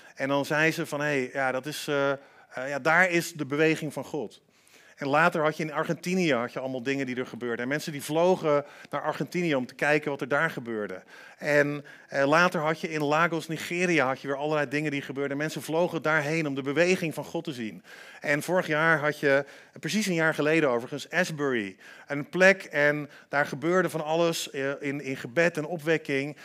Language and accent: Dutch; Antwerp, Flanders, Belgium; ik ben in Antwerpen opgegroeid